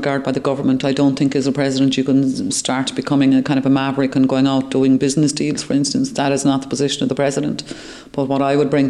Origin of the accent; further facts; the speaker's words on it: Ireland; as an Irish MEP